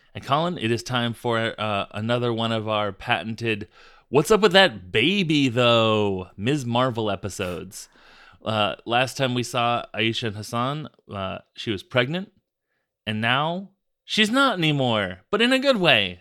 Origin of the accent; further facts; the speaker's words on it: United States; we as American podcasters